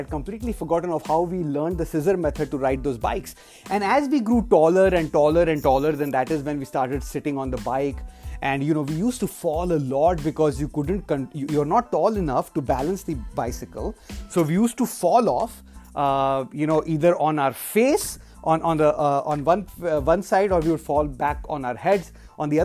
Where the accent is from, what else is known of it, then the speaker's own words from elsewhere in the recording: India; moved away; when I was growing up in India